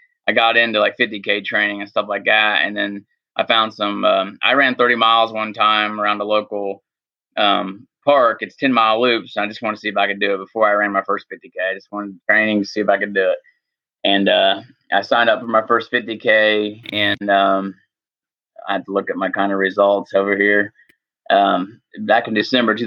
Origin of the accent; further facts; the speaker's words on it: Hagerstown, Indiana, United States; I'm from Hagerstown, Indiana, which is a small town east of Indianapolis. Grew up and raised in Indiana